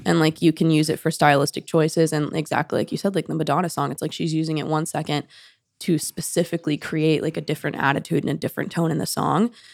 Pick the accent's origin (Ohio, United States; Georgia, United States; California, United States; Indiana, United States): Georgia, United States; Atlanta; moved away as an adult; also born or lived in Knoxville, Tennessee / Nashville; I basically am from Atlanta from day one